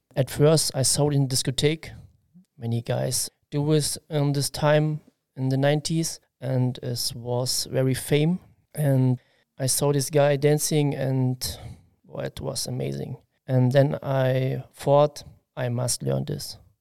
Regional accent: Halle, Saxony-Anhalt, Germany; English is a second language; now in Koblenz, Germany; I am from East Germany, Halle Saale, and I was born 1981

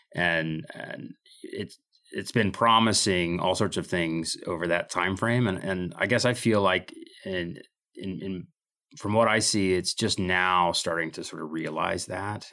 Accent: Midwest, United States; moved away as an adult; also born or lived in Idaho; now in Moscow, Idaho, United States; I came to Idaho in, uh, in nineteen ninety-two from, uh, from growing up in the Midwest

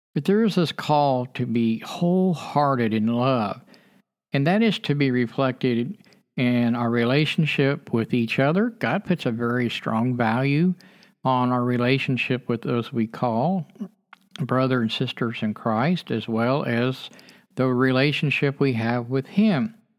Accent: United States; as a child growing up in America

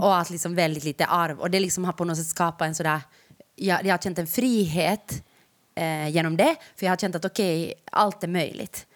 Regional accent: Ostrobothnia, Finland; Jag har vuxit upp i Österbotten

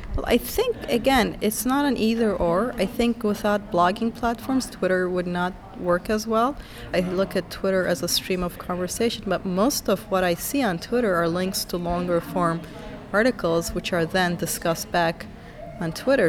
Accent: Turkey; moved away; And I'm from Turkey originally

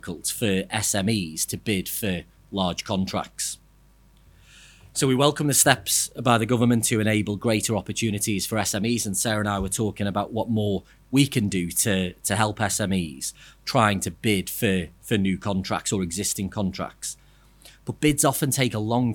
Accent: Liverpool, North West England, United Kingdom; I'm from Liverpool

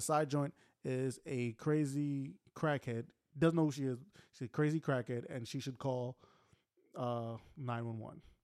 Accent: United States; as American society

